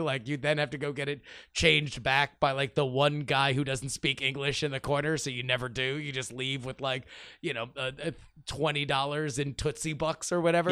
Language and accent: English; South Florida, United States; when I was growing up uh, in, in South Florida